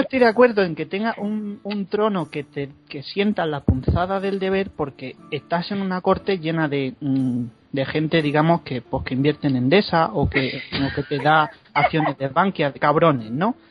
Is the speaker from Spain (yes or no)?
yes; Segovia, Castile and León, Spain; Yo soy de Segovia o estoy viviendo en Segovia